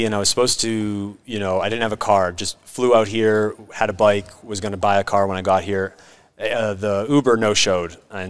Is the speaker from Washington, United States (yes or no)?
no; Boston, Massachusetts, United States; moved away as an adult; also born or lived in Philadelphia; Boston, born and raised.